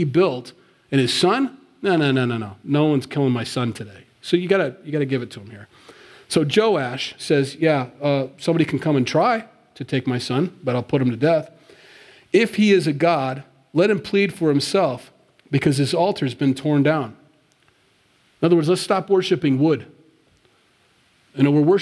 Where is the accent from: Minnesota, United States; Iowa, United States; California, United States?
Iowa, United States; Sioux City; moved away; I grew up in Sioux City, Iowa. That's where I'm from